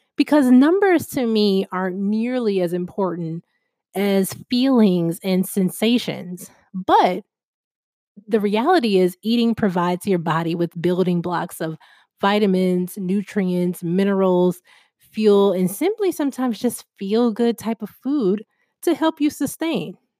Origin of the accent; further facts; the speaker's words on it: Chicago, Illinois, United States; I'm from Chicago